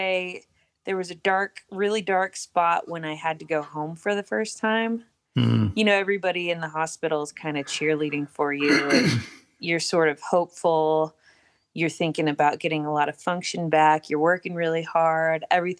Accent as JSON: {"language": "English", "town": "Farmington", "region": "New Mexico", "country": "United States", "tie": "born or raised there", "said": "I was born and raised in Farmington, New Mexico, a little town in the northwest corner of the state."}